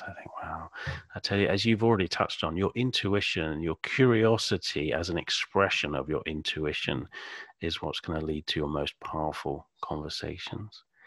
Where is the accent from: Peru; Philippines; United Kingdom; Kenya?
United Kingdom; Suffolk, East of England; accent: British Suffolk; my British Suffolk accent.